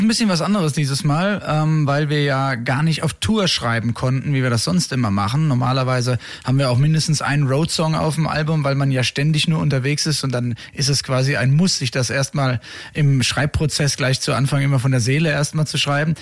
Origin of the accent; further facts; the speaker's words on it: Rheingau, Hesse, Germany; wir kommen ja alle aus dem Rheingau, ursprünglich